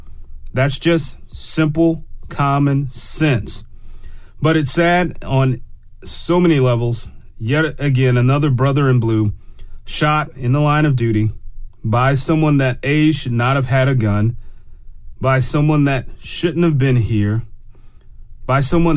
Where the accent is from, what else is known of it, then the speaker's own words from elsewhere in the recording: Germany; born there; I can't go to Germany, even though I have a birth certificate that says I was born in Germany.